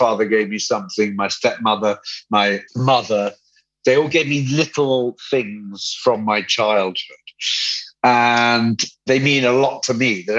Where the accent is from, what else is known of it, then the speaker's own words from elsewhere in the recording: London, United Kingdom; also born or lived in Devon; I was born in London. We went to Devon, came back to London, and then stayed in London ever since.